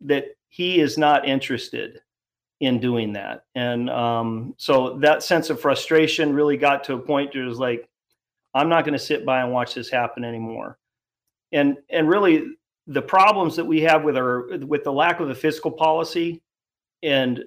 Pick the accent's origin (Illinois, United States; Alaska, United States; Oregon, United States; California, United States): Alaska, United States; Homer; also born or lived in Anchorage, Alaska / Fairbanks, Alaska; I live in Homer. I've lived here since 1974. I was born in Anchorage, lived in Fairbanks for a short hitch